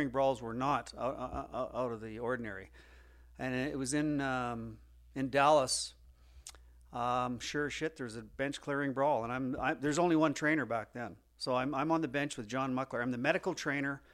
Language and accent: English; Banff, Alberta, Canada; I grew up in Banff, Alberta